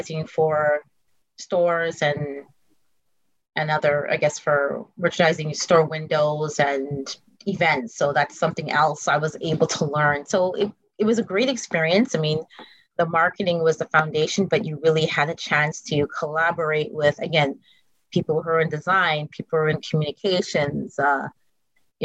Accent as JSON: {"language": "English", "town": "Montreal", "region": "Quebec", "country": "Canada", "tie": "born or raised there", "also_born_or_lived": "New York City", "moved": "yes", "said": "I was blessed with my mother and my aunt growing up in Montreal"}